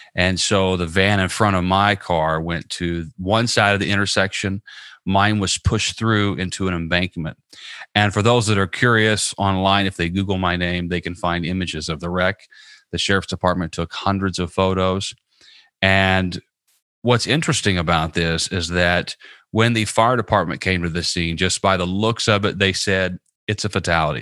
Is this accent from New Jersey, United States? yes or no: no; Southern Indiana, United States; now in Tampa, United States; I live in Tampa, Florida, and I'm originally from Southern Indiana